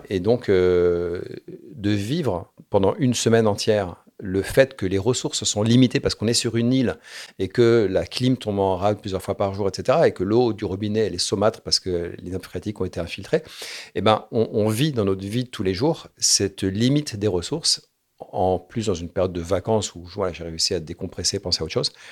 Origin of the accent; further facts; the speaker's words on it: Morocco; born there; Alors moi, je suis né au Maroc. Mon père était en coopération euh, à la Royal Air Maroc. Il est pilote de ligne.